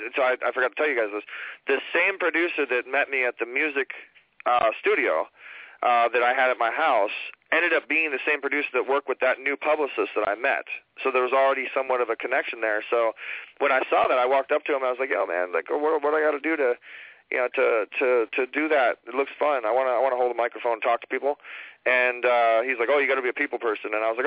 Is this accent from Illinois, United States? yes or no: no; Orange County, California, United States; I was born and raised in Orange County and played a lot of sports